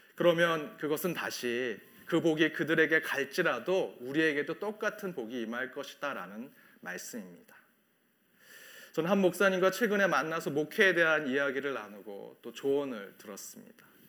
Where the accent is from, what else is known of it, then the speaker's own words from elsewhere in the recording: South Korea; now in Chicago, United States; 우리 한국 이민교회